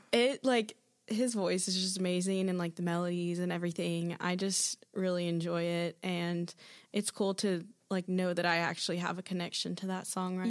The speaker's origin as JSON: {"language": "English", "town": "Athens", "region": "Georgia", "country": "United States", "moved": "as an adult", "lives_now": "Birmingham, United States", "said": "am from Athens, Georgia"}